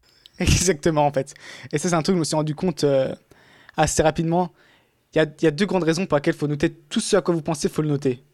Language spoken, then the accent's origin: French; France; accent: half French, half English; moved away as an adult; also born or lived in England; en tant que Français